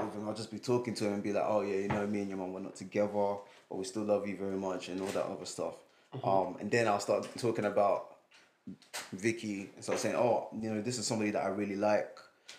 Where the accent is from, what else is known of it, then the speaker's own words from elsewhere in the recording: Nigeria; I'm Nigerian